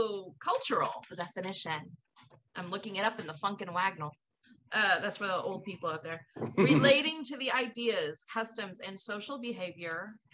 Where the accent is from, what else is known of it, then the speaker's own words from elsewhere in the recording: the Bay Area, California, United States; moved away; I grew up in the Bay Area